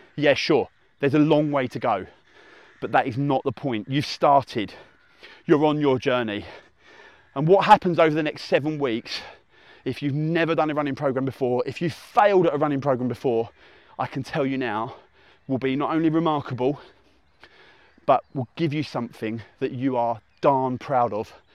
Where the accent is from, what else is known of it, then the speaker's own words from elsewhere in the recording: Essex, East of England, United Kingdom; accent: hybrid Essex; my dulcet hybrid Essex tones, my UK accent